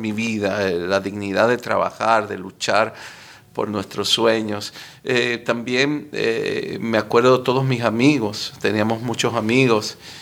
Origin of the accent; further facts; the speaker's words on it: Miami, Florida, United States; also born or lived in Cuba; Nací en Cuba, salimos huyéndole al comunismo. Yo tenía un año y llegamos a Miami